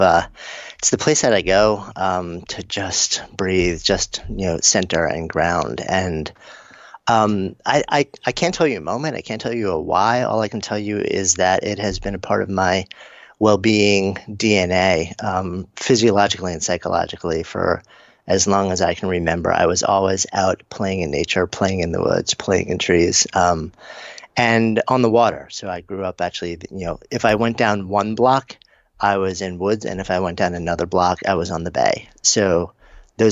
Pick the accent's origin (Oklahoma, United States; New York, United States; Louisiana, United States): New York, United States; New York City; as a New Yorker